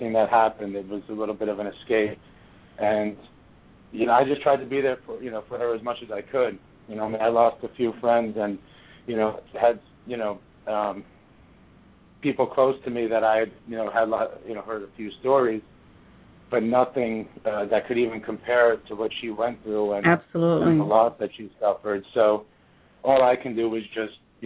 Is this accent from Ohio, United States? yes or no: no; New York, United States; moved away as an adult; also born or lived in Boston / South Florida; I'm from New York. I grew up just outside of the city